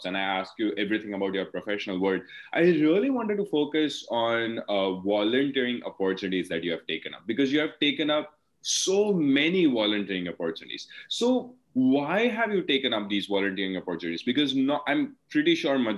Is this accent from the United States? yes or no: no; India; English is a second language; moved away as an adult; now in Australia; when I was in India